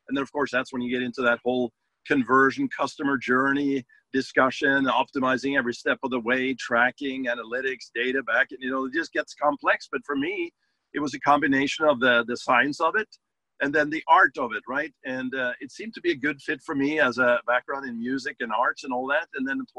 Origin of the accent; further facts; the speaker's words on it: Norway; English is a second language; moved away as an adult; now in Los Angeles, United States; I didn't come to this country speaking English too well, right? I came from Norway back in the day, like 30 years ago, to Los Angeles, and I came as a musician.